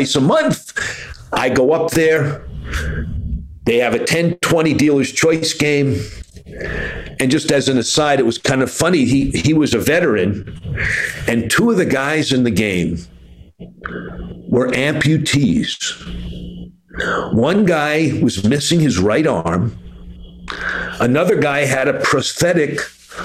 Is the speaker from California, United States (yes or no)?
no; New York, United States; now in Boston, United States; I'm a Jew from New York